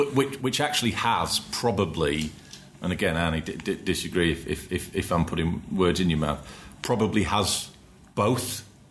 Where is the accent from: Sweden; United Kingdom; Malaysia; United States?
United Kingdom; Yorkshire and the Humber; We're from Humberside, though.